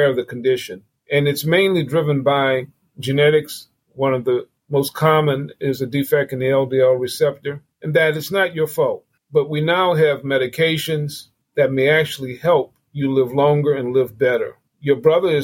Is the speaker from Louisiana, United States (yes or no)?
yes; New Orleans, Louisiana, United States; moved away; I grew up in the Lower Ninth Ward. It's the neighborhood at the back part of New Orleans